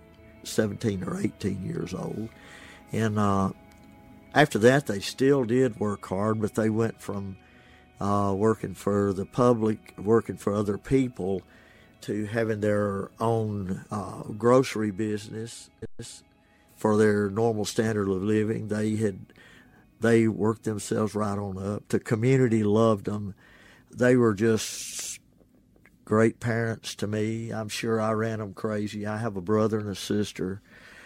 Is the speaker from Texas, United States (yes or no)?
no; Ashland, Mississippi, United States; born or raised there; now in Oxford, United States